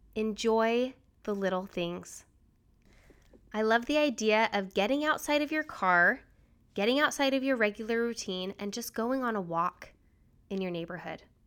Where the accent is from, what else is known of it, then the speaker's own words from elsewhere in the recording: Utah, United States; also born or lived in New Hampshire / Washington, D.C.; now in Richmond, United States; I grew up in Utah